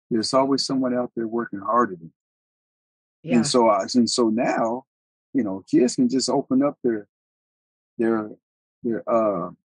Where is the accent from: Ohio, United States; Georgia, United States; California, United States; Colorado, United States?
Colorado, United States; I'm, I'm from Colorado. I'm, I'm from all over. I'm an Army brat, but we call Colorado home.